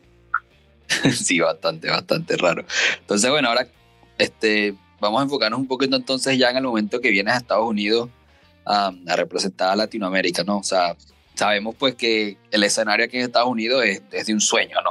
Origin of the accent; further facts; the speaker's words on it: Venezuela; criarse en el país de nosotros